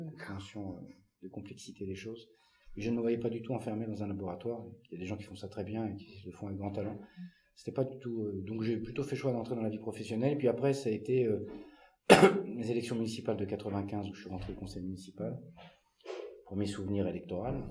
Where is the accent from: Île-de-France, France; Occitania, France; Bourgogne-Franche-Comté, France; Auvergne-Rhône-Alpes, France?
Île-de-France, France; Paris; moved away; also born or lived in Loir-et-Cher; Une enfance assez classique à Paris, puisque je suis né à Paris. J'ai vécu avec ma soeur et mon frère, mes parents à Paris